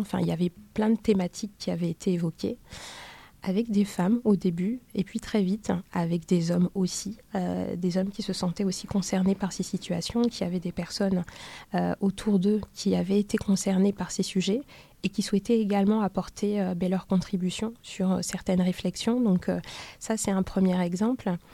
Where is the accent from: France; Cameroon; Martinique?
Cameroon; Douala, Littoral; je suis née à Douala.